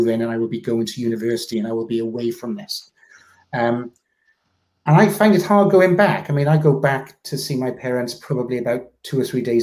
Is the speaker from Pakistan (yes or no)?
no; South Wales, United Kingdom; I grew up in a small town in South Wales